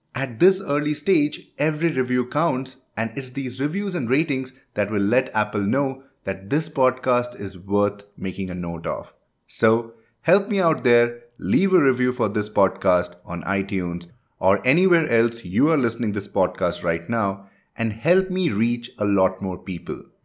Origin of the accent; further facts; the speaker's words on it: India; first language Hindi; English is a second language; I am from India and my mother tongue is Hindi.